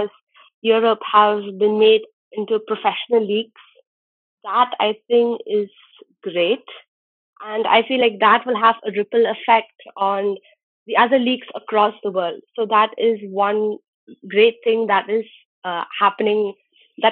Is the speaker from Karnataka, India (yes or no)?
no; Shillong, Meghalaya, India; moved away as an adult; now in Mumbai, India; I'm from Shillong, born and brought up there. And I'm currently living in Bombay